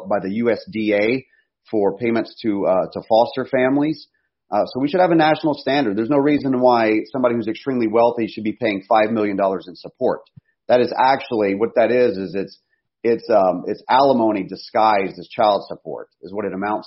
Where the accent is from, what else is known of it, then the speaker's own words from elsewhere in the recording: United States; we face as American families